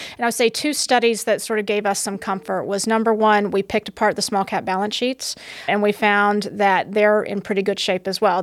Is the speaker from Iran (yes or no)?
no; the South, United States; now in New York, United States; I grew up in the South